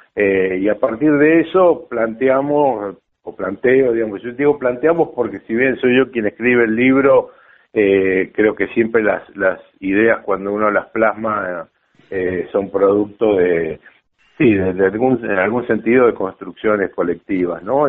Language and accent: Spanish; La Plata, Buenos Aires Province, Argentina; Yo nací en Capital, pero por suerte cuando era un niño, tenía dos años, tres años, nos fuimos a La Plata, estuve unos cinco o seis años viviendo en La Plata